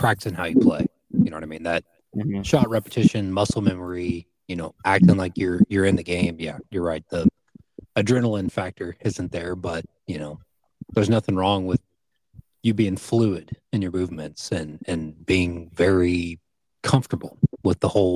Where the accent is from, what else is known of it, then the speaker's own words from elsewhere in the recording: Missouri, United States; we were raised here in Mid-Missouri.